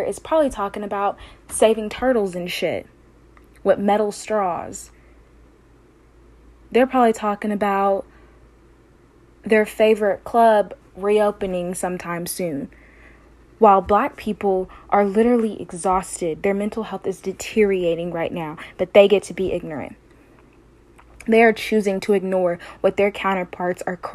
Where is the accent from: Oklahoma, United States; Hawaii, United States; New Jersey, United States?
Oklahoma, United States; Tulsa; I grew up 20 minutes outside of Greenwood. I grew up in a suburb